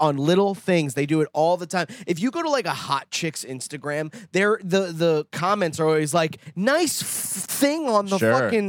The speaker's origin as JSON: {"language": "English", "area": "Long Island, near Plainview/Old Bethpage", "region": "New York", "country": "United States", "tie": "born or raised there", "said": "Next to me is, like, Plainview or Old Bethpage."}